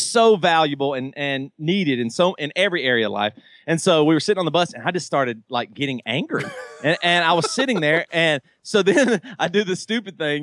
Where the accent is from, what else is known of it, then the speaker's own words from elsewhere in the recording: the South, United States; I grew up in the South, and fried chicken is like in my blood.